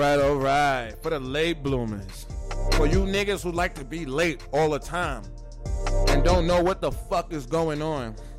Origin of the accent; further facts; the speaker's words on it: New York City, New York, United States; I'm from Brooklyn